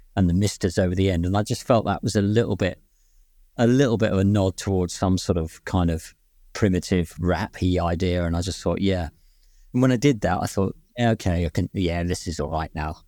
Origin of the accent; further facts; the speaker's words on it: London, United Kingdom; moved away; I was born in West London, actually, but I lived there for, for some time